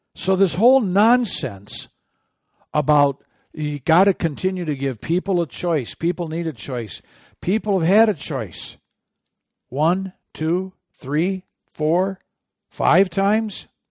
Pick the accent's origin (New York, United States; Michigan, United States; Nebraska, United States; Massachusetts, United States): Michigan, United States; my home state